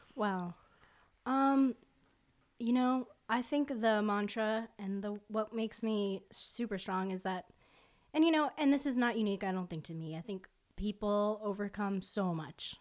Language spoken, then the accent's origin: English; Fort Lauderdale, Florida, United States; my hometown and which is South Florida, Fort Lauderdale